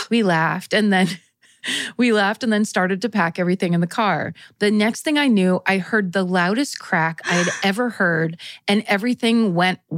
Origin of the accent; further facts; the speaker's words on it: Colorado, United States; I grew up in Western Colorado with my mom, but my dad lived in Denver, so every summer my sister and I would go stay with him.